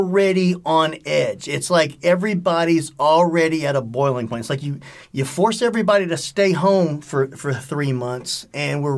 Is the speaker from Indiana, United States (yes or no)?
no; Cajun, Louisiana, United States; I'm Cajun